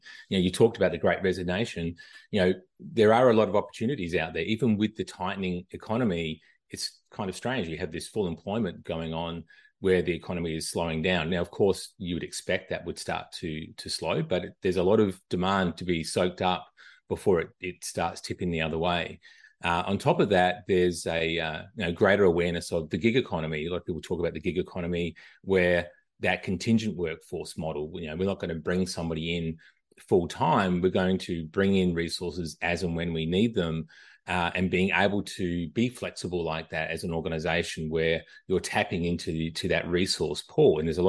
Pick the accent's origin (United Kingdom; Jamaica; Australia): Australia; now in United States; I'm originally from Australia, moved to the US back in 2000. I don't think I'm losing this accent anytime soon, living in the US for 22 years.